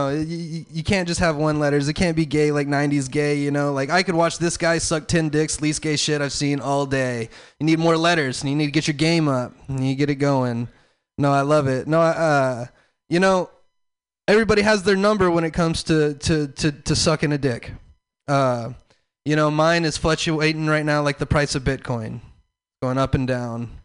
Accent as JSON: {"language": "English", "region": "the South", "country": "United States", "said": "I'm from the South."}